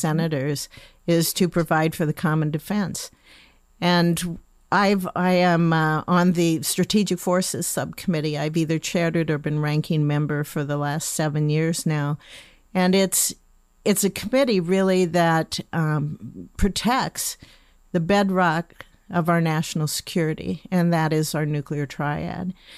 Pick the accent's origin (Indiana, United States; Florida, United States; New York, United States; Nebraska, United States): Nebraska, United States; Lincoln; I was born and raised in Lincoln.